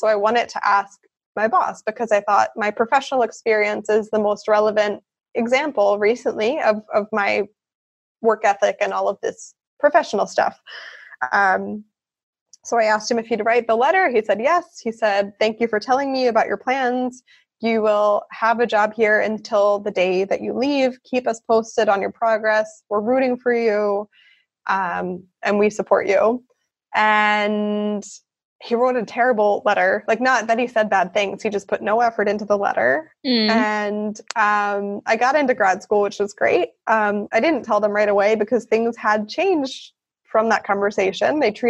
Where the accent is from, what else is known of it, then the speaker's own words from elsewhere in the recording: the North, United States; In America, there's a large divide between the North and the South. I grew up in the North, and I wasn't really aware of how deep that divide was.